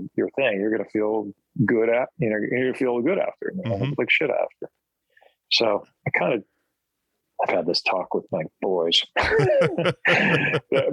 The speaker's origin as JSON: {"language": "English", "region": "New Jersey", "country": "United States", "tie": "born or raised there", "said": "I grew up in New Jersey"}